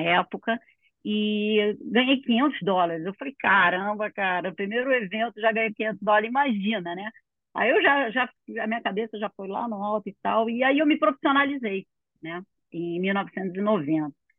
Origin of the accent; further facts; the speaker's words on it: Rio de Janeiro, Brazil; eu sou do Rio de Janeiro, aqui no meio da Barra